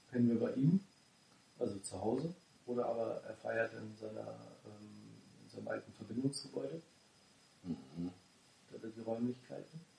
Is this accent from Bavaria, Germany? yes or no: yes; Munich, Bavaria, Germany; bei uns in München